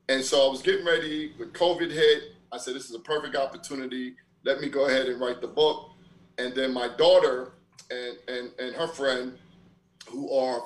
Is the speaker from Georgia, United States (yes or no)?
no; New York City, New York, United States; my life growing up in Brooklyn